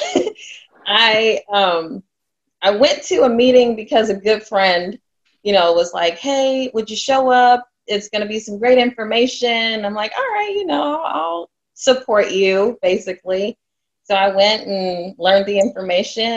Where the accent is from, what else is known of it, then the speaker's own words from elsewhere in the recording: Indianapolis, Indiana, United States; also born or lived in Chicago, Illinois; now in Charlotte, United States; I'm originally from Indianapolis, Indiana. I lived in Chicago for about 6 years and now I'm residing in Charlotte